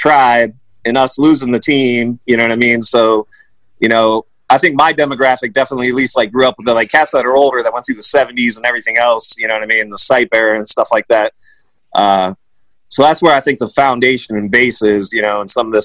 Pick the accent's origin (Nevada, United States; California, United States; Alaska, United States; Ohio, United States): Ohio, United States; Northeast; I grew up in Northeast Ohio in the 80s.